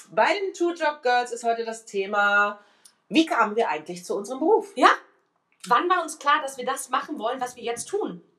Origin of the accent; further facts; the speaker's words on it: Cologne, North Rhine-Westphalia, Germany; ich komme ja eigentlich aus Köln und, äh, also nicht eigentlich, sondern ich komme aus Köln.